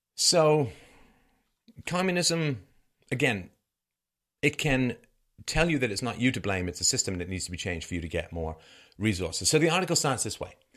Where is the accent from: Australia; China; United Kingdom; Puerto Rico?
United Kingdom; England; also born or lived in Ireland / Africa; now in Canada; I was born in Ireland. I grew up in England, spent a little bit of time in Africa, live in Canada